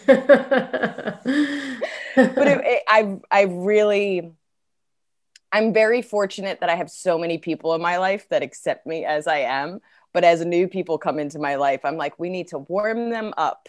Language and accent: English; New Jersey, United States; accent: Jersey; moved away